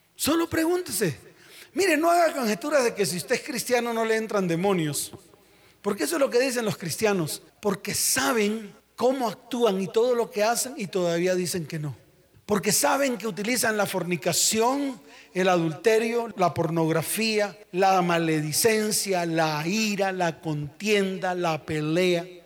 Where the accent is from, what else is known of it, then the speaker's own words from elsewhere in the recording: Santa Marta, Magdalena, Colombia; Allá en mi tierra, Santa Marta